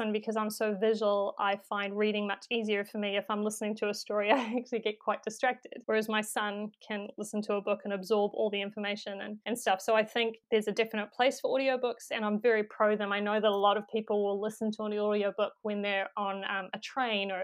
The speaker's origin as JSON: {"language": "English", "country": "New Zealand", "accent": "New Zealand", "said": "If I could narrate it in my own accent"}